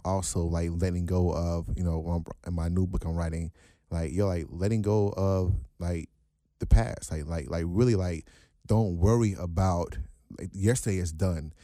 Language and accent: English; United States; I'm born and raised here